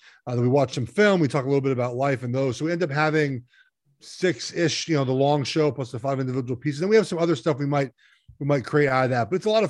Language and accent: English; Los Angeles, California, United States; You know, I grew up in Los Angeles, and I listened to, Vin Scully and Chick Hearn call games.